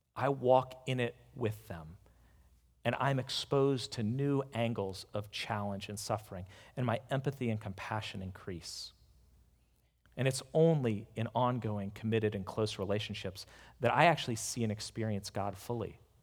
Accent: United States; as an American

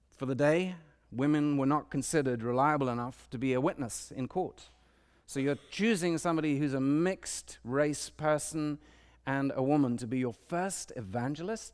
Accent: London, United Kingdom; now in Washington, D.C., United States; I grew up in London, a big city

